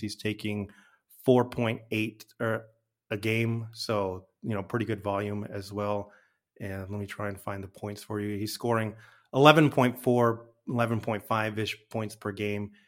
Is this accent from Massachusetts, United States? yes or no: no; Albuquerque, New Mexico, United States; moved away; I'm from Albuquerque originally